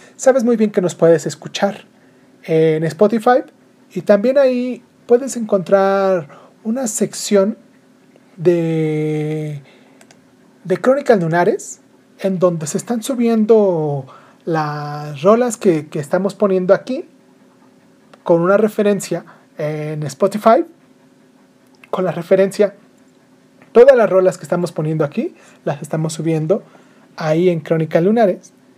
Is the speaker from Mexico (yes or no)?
yes; Mexico; also born or lived in Michoacán; now in Morelia, Mexico; aquí en mi país porque pues de acá soy